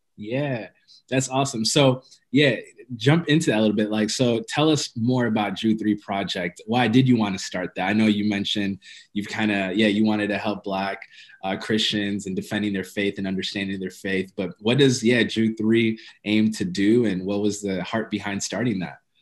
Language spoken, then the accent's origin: English; Ethiopia; I'm Ethiopian